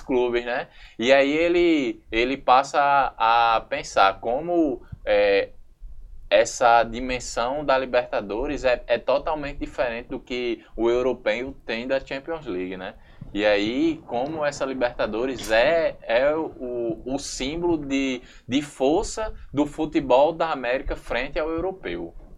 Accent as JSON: {"language": "Portuguese", "country": "Brazil", "said": "a gente, enquanto brasileiro"}